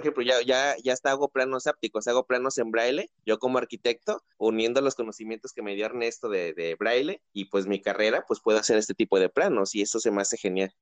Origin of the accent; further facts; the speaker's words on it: Tepic, Nayarit, Mexico; also born or lived in Mazatlán, Sinaloa; mi ciudad de origen, Tepic, Nayarit